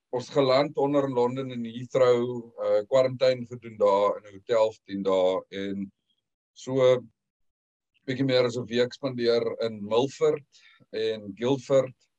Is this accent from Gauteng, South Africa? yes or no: no; Western Cape, South Africa; moved away as an adult; also born or lived in England; now in United Kingdom; ons is 6 maande hier so ons het uh, einde Junie gekom.